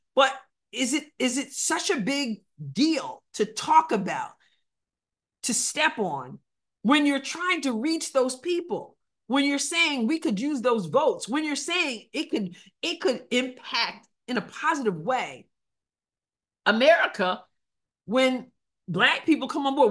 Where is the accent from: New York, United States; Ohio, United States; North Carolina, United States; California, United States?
New York, United States; New York City; growing up in Long Island, in New York City